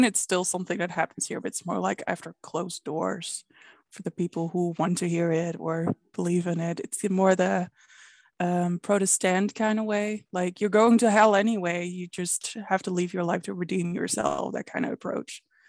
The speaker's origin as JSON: {"language": "English", "region": "the south", "country": "Netherlands", "said": "I mean, I'm from the South. So yeah, we have Frisian, we have Limburgs, we have Brabants, we have ABN, we have Twents."}